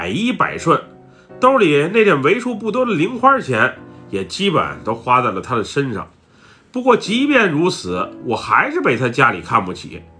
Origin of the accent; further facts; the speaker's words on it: Buriram, Thailand; 我从小是在泰国东北部的乌里兰府长大的。以前我们这个地方在泰国来讲不是很出名